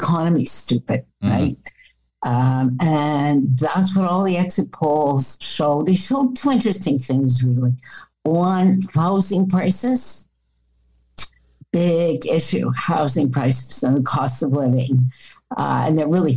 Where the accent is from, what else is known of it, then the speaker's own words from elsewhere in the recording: Canada; as a Canadian